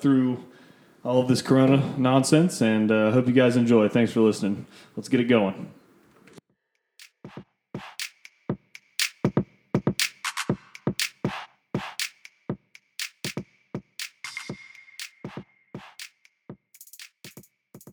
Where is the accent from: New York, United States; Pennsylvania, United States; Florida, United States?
Florida, United States; Orlando; moved away; we're both from Orlando